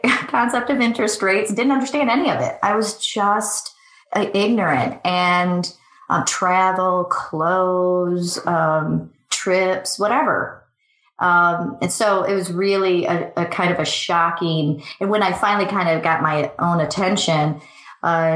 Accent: Michigan, United States; moved away as an adult; also born or lived in Sydney, Australia / Chicago; I grew up in Michigan

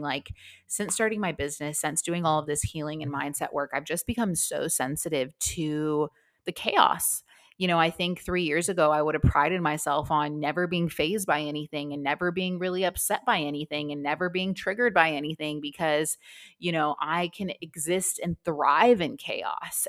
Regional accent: Las Vegas, Nevada, United States; now in Melbourne, Australia; I am from Las Vegas

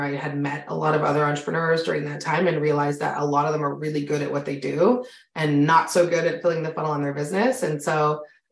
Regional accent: Canada; I'm Canadian. If you can hear it in my voice, you and I have very different accents

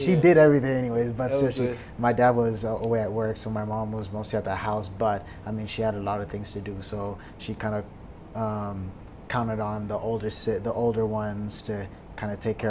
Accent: Dallas, Texas, United States; also born or lived in Manhattan, Kansas; But born in Kansas and then I spend the majority of my life in Dallas. Mm-hmm. So I've been there since 2000.

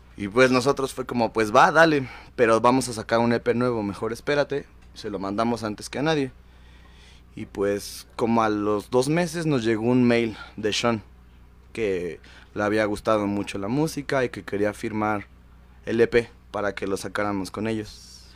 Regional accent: Mexico City, Mexico; Nosotros somos The Freud, de Iztapalapa para el mundo

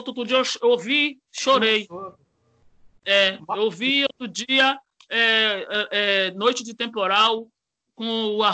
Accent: Brazil; born there; Eu só nasci no Brasil, mas eu sou descendente de negão mesmo.

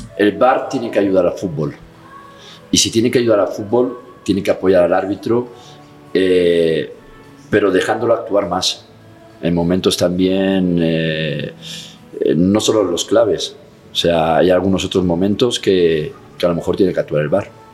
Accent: Catalonia, Spain; si soy catalán

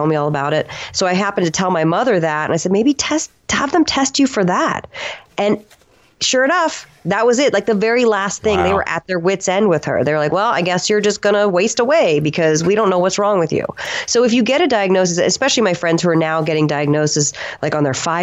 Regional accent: the South, United States; I'm from the South and I'm also half Italian

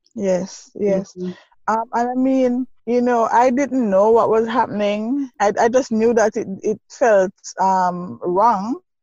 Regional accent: Saint Mary, Jamaica; also born or lived in Kingston, Jamaica; growing up in St. Mary, um, deep rural parish

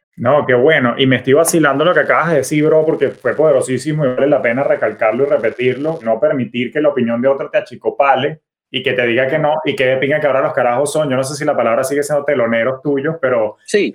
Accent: Caracas, Capital District, Venezuela; en la ciudad de Caracas, en mi país natal, Venezuela

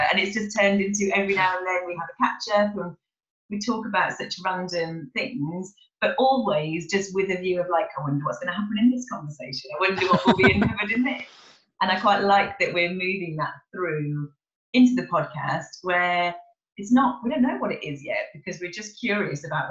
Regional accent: Kidderminster, West Midlands, United Kingdom; now in Cheltenham, United Kingdom; I'm from a little village called Kidminster, which is not really Birmingham, but like near

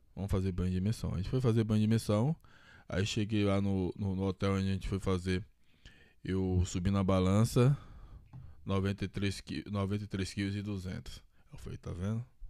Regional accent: Bahia, Brazil; now in São Paulo, Brazil; sou baiano

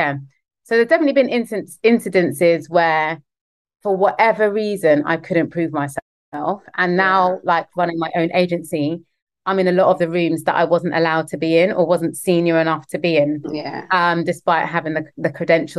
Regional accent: London, United Kingdom; the schools I grew up in West London

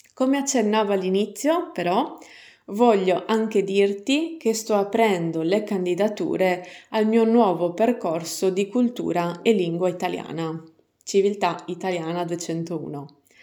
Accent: San Gavino Monreale, Sardinia, Italy; nel mio paese di origine, San Gavino, Monreale

